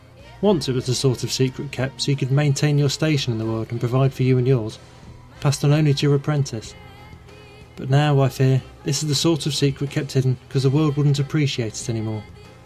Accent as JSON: {"language": "English", "region": "England", "country": "United Kingdom", "moved": "as an adult", "lives_now": "New Zealand", "said": "I'm originally from England, and came to New Zealand as a souvenir from an OE. I'm currently doing everything I never planned to do out in rural Waikato."}